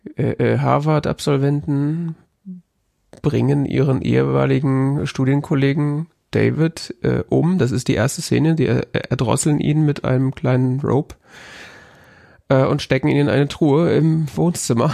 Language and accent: German; West Germany, Germany; als Wessi